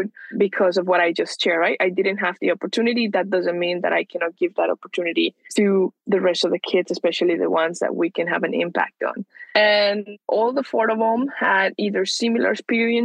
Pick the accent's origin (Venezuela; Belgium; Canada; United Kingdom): Venezuela; now in United States; I'm from Venezuela. That's where I grew up.